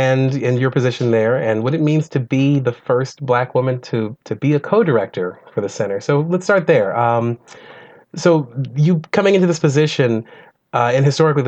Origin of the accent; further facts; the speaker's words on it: the South, United States; as a Southerner myself